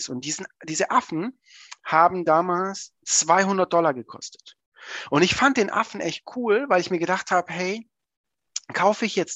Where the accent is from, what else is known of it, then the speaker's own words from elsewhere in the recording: Swabia, Germany; also ich bin ja Schwabe